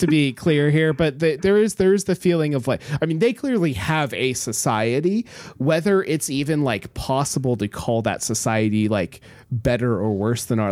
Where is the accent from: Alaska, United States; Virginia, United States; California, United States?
Alaska, United States; Homer; moved away; we grew up in Homer